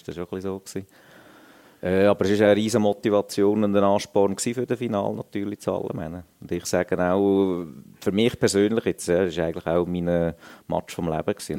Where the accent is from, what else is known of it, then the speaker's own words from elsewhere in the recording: Lucerne, Switzerland; für mich sowieso als Luzerner